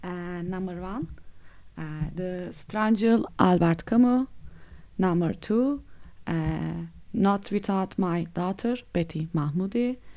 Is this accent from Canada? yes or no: no; Mersin, Turkey; I am from Mersin in Turkey.